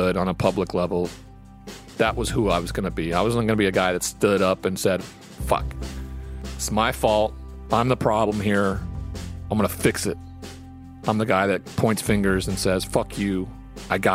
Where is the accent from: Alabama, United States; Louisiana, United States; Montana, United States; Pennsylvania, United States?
Montana, United States; the Montana paper that I'm from